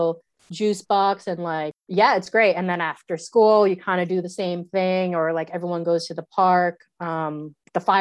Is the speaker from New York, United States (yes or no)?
yes; New York City, New York, United States; moved away as an adult; now in New Zealand; I grew up in the Bronx in the 90s.